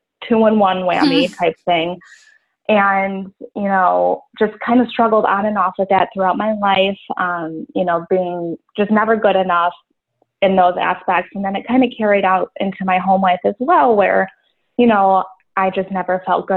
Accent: Buffalo, New York, United States; I'm from Buffalo, New York.

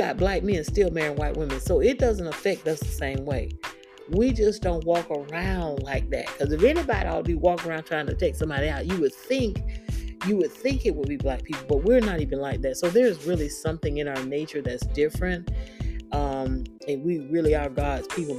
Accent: Daytona Beach, Florida, United States; Daytona Beach, where I grew up

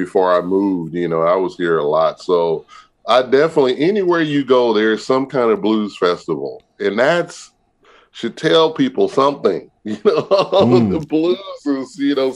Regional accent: California, United States; because I grew up in California, but my family, everybody's from Pine Bluff, Arkansas.

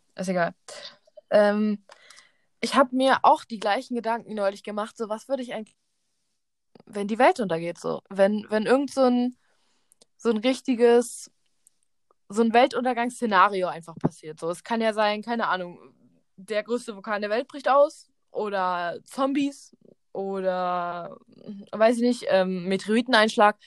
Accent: Berlin, Germany; Wir sind beide in Berlin zur Schule gegangen

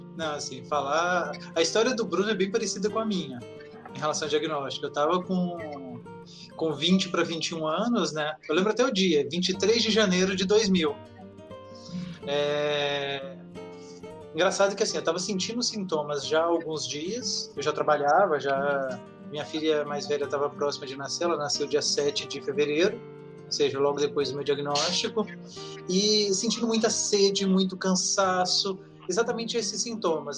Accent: Brasília, Federal District, Brazil; sou de Brasília, tenho 42 anos

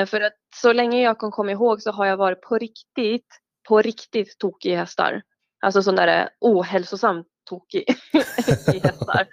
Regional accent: Oslo, Norway; Oslo och det var mm. fem minuter från en galoppbana

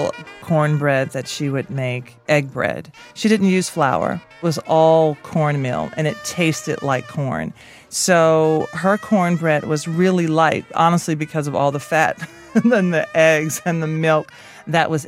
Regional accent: Nashville, Tennessee, United States; I grew up in Nashville, Tennessee

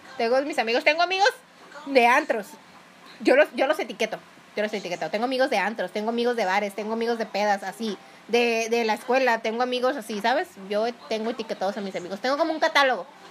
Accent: Nayarit and Jalisco, Mexico; Yo me considero mitad nayarita y mitad jalisciense

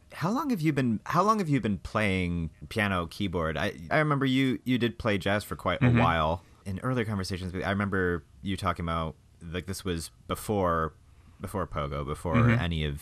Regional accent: Michigan, United States; Yeah. I'm from the Midwest, y'all.

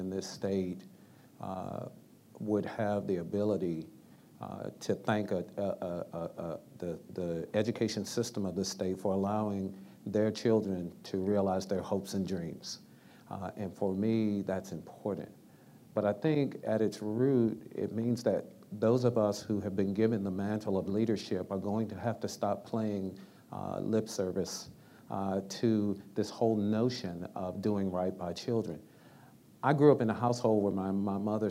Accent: Washington, District of Columbia, United States; I'm a little brown boy from Washington, D.C. who grew up in the projects

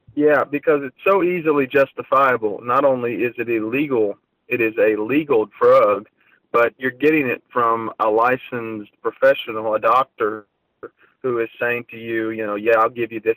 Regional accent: Ohio, United States; I was from Ohio

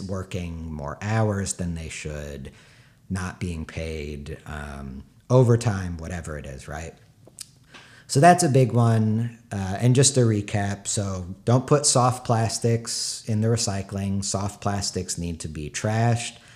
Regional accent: San Diego, California, United States; moved away; also born or lived in New York; I'm from San Diego. uh, my parents' house. They still live there

